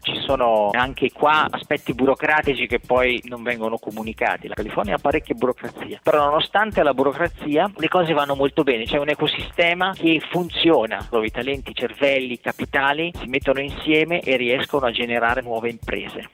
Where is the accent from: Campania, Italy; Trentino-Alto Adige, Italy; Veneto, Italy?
Trentino-Alto Adige, Italy; Tione di Trento; moved away as an adult; also born or lived in Israel / Germany; now in San Francisco, United States; Sono cresciuto a Tione, ho fatto il liceo scientifico